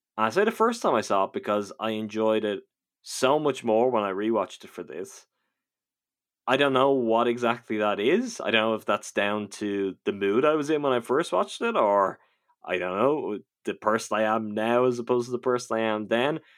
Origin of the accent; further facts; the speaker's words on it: Ireland; I'm from Ireland